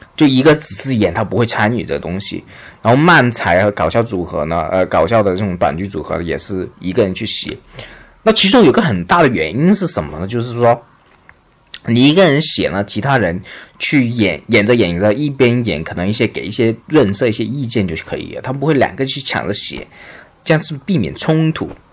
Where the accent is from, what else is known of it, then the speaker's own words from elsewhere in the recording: China; 我们中国人是不会的嘛，我们中国人就很随便